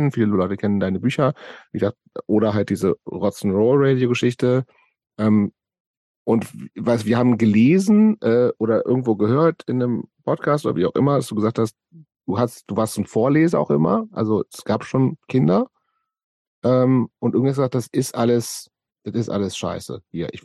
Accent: Göttingen, Lower Saxony, Germany; ich bin in Göttingen lange Zeit groß geworden

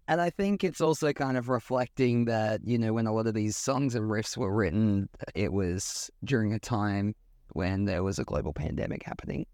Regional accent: Australia; growing up in Australia

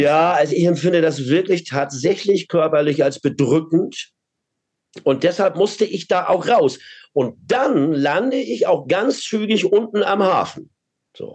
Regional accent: Hamburg, Germany; Ich bin Hamburger

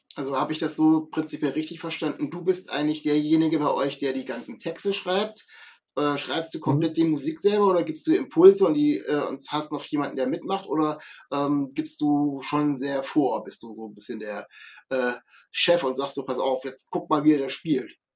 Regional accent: Kassel, Hesse, Germany; ich komme aus Kassel

